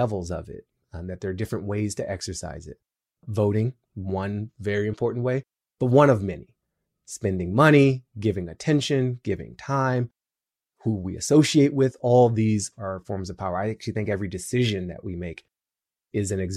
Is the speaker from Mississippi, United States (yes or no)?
no; Washington, District of Columbia, United States; I'm from DC